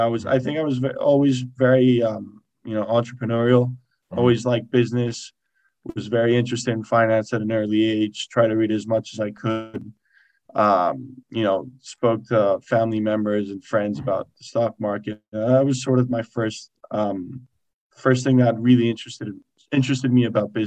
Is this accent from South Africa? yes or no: no; Spain; moved away as an adult; also born or lived in Boston, United States; I grew up in Spain